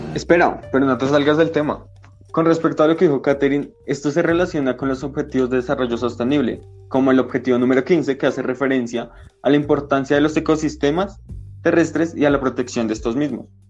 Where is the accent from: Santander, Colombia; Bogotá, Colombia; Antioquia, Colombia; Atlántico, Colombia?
Bogotá, Colombia; He vivido toda mi vida en la localidad de Suba